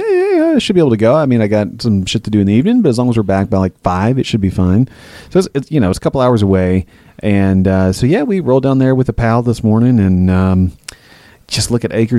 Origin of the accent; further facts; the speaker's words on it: the South, United States; We're from the South.